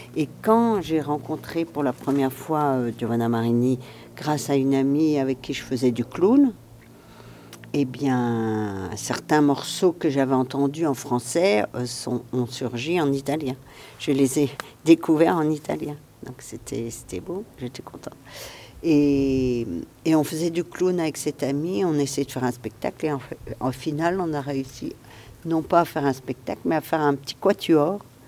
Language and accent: French; Alsace, Grand Est, France; je viens d'Alsace. En Alsace, il y a un dialecte différent du français